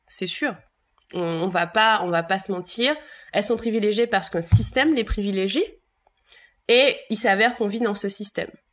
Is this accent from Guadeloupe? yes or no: yes; Bouillante, Guadeloupe; j'ai grandi à Bouillante, ma mère est de Bouillante